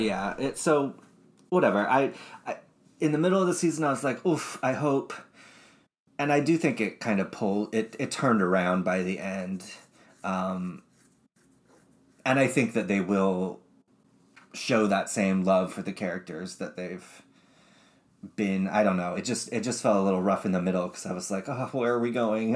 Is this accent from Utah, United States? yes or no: yes; Utah, United States; I was raised in Utah